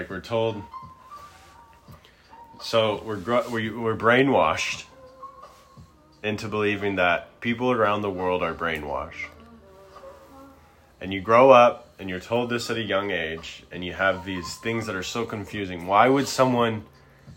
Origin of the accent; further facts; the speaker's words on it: United States; I was born in the United States of America